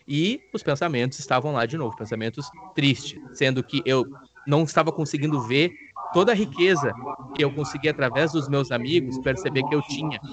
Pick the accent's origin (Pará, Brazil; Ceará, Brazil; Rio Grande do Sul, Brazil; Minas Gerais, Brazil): Rio Grande do Sul, Brazil; Campo Bom; moved away as an adult